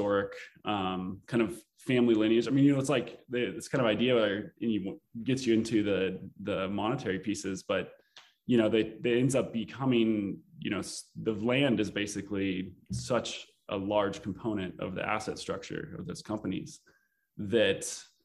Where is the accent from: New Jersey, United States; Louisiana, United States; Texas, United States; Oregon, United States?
Oregon, United States; Eastern; It's kind of a rural Oregon community, and it's kind of my hometown